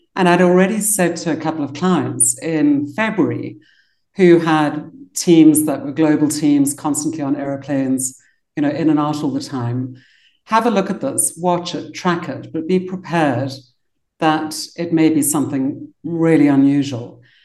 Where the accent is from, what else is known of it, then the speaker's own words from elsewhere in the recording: Cape Town, Western Cape, South Africa; moved away as an adult; also born or lived in London, United Kingdom; I got to be born in Cape Town. And I grew up in South Africa